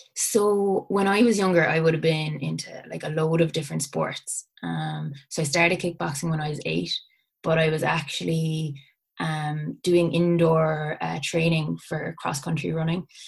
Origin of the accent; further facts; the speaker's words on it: Bantry, Munster, Ireland; we we we're from Bantry in West Cork